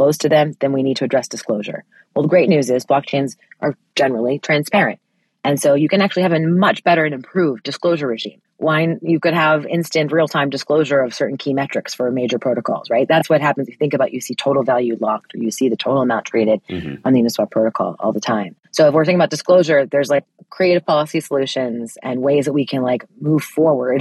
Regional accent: United States; for me as an American

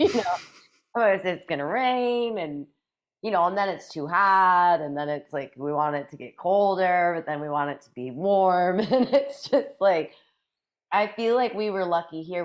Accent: a few hours south of northeastern Iowa, Midwest, United States; now in Northeast Iowa, United States; I grew up a few hours south of here

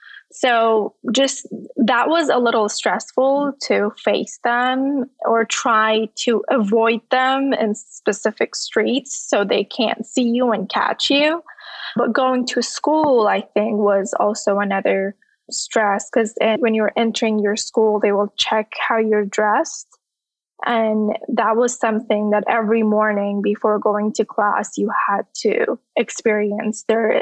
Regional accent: Iran; now in United States; So growing up, it was never something that I wanted to follow willingly. And it was just something that we followed as a rule, as a law, and as a part of our daily lives without a question as a kid.

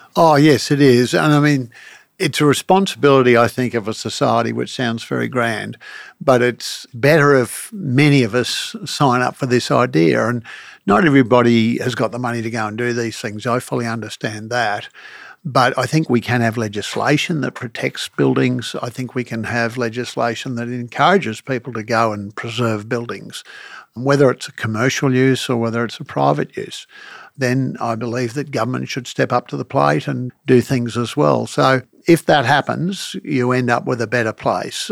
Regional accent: Brisbane, Queensland, Australia; growing up in Brisbane

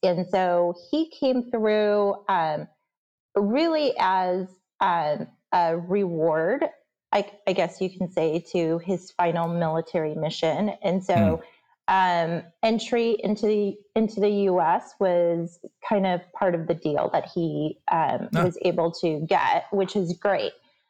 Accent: Chicago, Illinois, United States; my sister and then myself, we were all born and raised in Chicago.

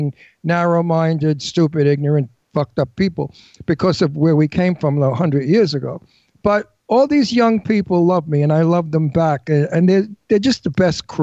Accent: New York City, New York, United States; accent: Brooklyn; I'm from Brooklyn. I hung out with the mob. I grew up with the gangsters of Brooklyn.

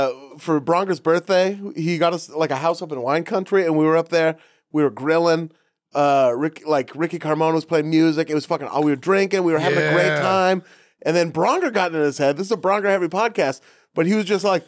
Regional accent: Beaverton, Oregon, United States; I grew up in Portland, Oregon.

